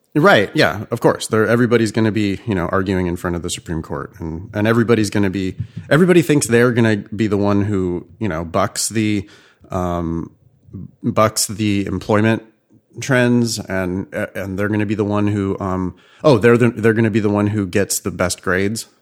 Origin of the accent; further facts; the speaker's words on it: California, United States; also born or lived in Boston; as a Californian